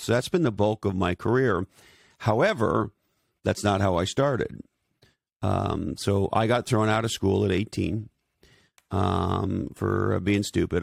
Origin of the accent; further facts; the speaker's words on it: Canada; also born or lived in Silicon Valley; now in Santa Cruz, United States; I'm originally from Canada. I live in Santa Cruz, California today